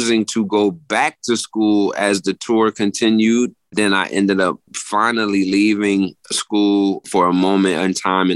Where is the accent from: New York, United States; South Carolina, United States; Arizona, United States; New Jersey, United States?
New Jersey, United States; moved away as an adult; now in Philadelphia, United States; I was born in Jersey and raised in Jersey, Philly adopted me 23 years ago